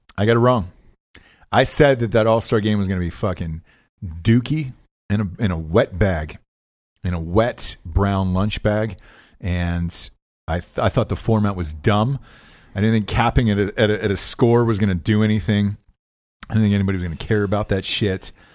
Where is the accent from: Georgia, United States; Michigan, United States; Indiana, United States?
Georgia, United States; Atlanta; I'm from Atlanta